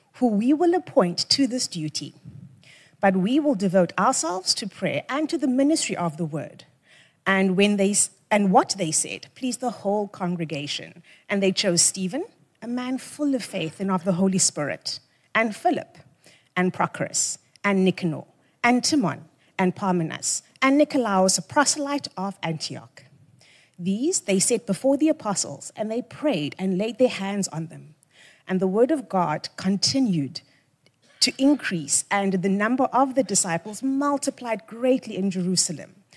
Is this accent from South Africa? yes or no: yes; Cape Town, Western Cape, South Africa; first language Xhosa; English is a second language; I grew up right here in the Western Cape, born and bred in Langa